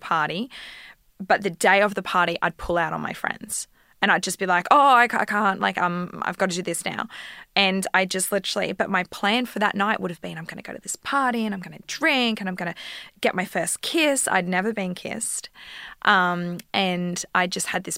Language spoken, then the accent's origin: English; Victoria, Australia; also born or lived in Emerald; now in Queensland, Australia; we grew up with them in Victoria as well